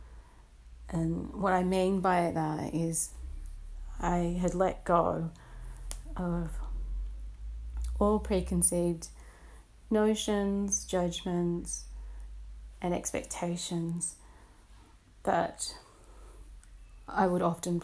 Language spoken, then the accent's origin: English; Belmont, New South Wales, Australia; I was born in Belmont, New South Wales.